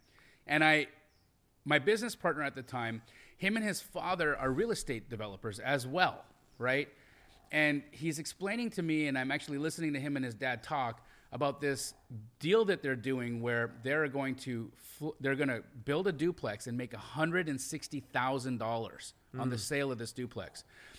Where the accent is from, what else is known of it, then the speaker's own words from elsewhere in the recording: Calgary, Alberta, Canada; also born or lived in Los Angeles, United States; So I grew up in Calgary, Alberta, Canada. I'm an American Canadian citizen, so I'm dual. Born in LA. At 5, my parents move us to Calgary, Alberta. I grow up there, and I grew up in a real, like, poor